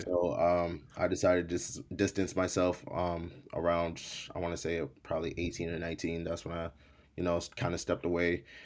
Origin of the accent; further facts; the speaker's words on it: Malden, Massachusetts, United States; first language English; also born or lived in Haiti; grew up in the projects for a little bit until I wanna say I was around, like, seven years old, then we moved into a middle class home, uh, out in Malden, Massachusetts